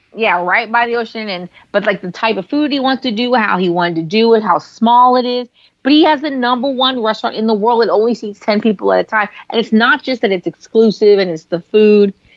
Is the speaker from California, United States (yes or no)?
yes; San Francisco, California, United States; now in Los Angeles, United States; I'm from San Francisco